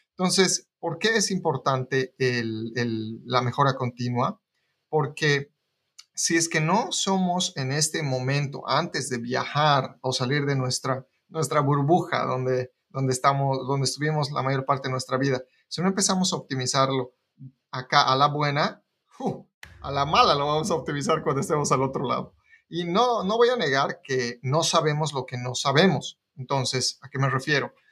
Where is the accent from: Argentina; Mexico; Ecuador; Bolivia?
Bolivia; now in United States; la forma en la que yo me mudé de Bolivia a Estados Unidos